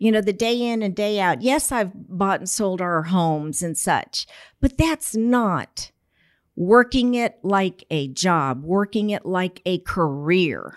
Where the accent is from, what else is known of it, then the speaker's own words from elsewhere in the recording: San Antonio, Texas, United States; Born and raised right here in San Antonio.